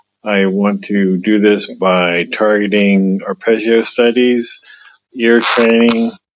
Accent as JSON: {"language": "English", "town": "Fort Mill", "region": "South Carolina", "country": "United States", "said": "I'm from Fort Mill, South Carolina."}